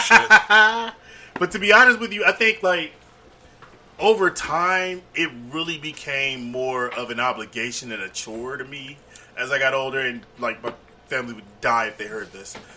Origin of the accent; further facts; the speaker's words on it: Cincinnati, Ohio, United States; also born or lived in Tuskegee, Alabama; I'm born and raised in Cincinnati